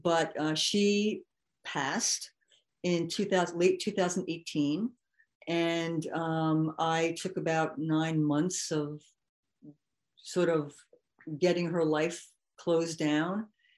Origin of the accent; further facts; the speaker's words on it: New York, United States; because I am white and I'm from New York.